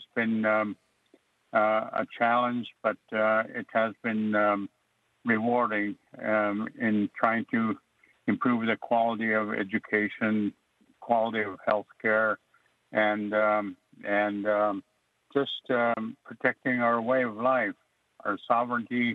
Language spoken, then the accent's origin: English; Alaska, United States; first language Yup'ik; English is a second language; also born or lived in Oregon; my first language is Yupak, and I'm very fluent